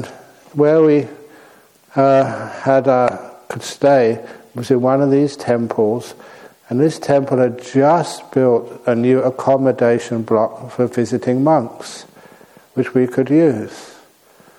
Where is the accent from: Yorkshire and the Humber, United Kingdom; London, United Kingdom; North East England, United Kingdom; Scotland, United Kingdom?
London, United Kingdom; moved away as an adult; also born or lived in Thailand; I was born in London.